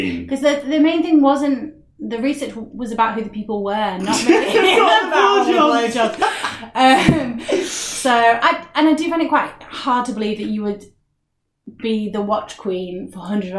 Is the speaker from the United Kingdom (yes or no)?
yes; United Kingdom